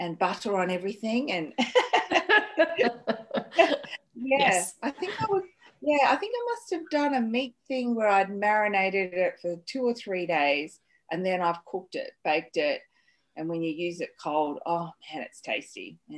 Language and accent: English; Sydney, New South Wales, Australia; And they started Chinese restaurants in Sydney. And growing up in the back of the restaurant in Redfern with my popo